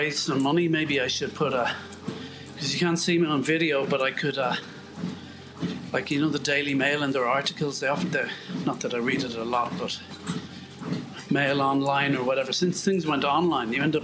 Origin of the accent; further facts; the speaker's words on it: Ireland; As an Irishman